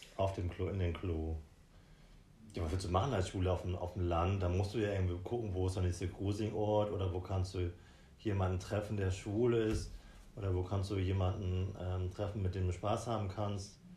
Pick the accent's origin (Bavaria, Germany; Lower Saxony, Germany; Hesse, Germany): Lower Saxony, Germany; Südergellersen; moved away; ich komme vom, aus Lüneburg, aus dem schönen Landkreis Lüneburg, aus dem Dorf Südergellersen